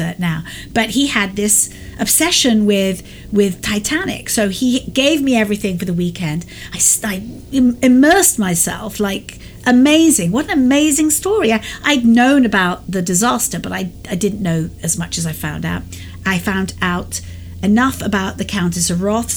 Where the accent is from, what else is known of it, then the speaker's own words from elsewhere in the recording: England, United Kingdom; accent: English; moved away; you can hear from my accent that I'm English. And I grew up there